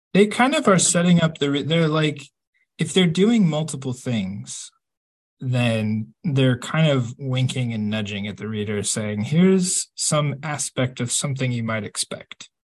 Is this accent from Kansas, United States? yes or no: yes; Kansas, United States; I grew up in Kansas. We've got nothing but big blue skies.